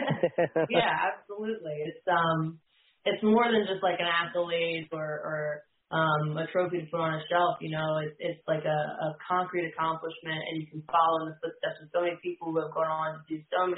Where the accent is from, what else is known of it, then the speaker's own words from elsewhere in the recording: New Jersey, United States; now in Virginia, United States; I live in Virginia now, but I grew up in New Jersey